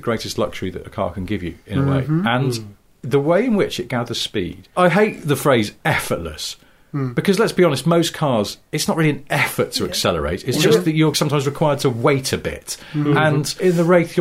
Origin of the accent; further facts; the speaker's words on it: Cheshire, North West England, United Kingdom; I'm from Cheshire